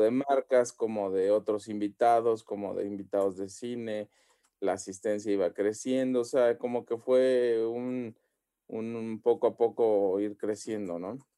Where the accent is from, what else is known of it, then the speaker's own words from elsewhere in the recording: Xalapa, Veracruz, Mexico; moved away; yo por ejemplo soy de Jalapa, entonces allá la mentalidad allá es súper así pequeñita